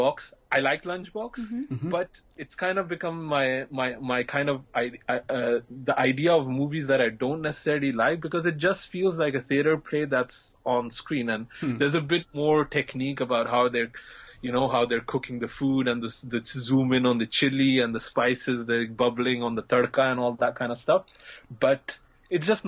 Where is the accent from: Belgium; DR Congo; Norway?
Belgium; moved away; I grew up in Belgium and I was in a small kind of town